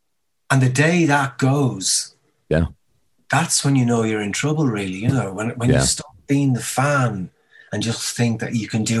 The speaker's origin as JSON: {"language": "English", "town": "Dublin", "region": "Leinster", "country": "Ireland", "tie": "born or raised there", "also_born_or_lived": "Los Angeles", "moved": "as an adult", "lives_now": "London, United Kingdom", "said": "growing up in Dublin"}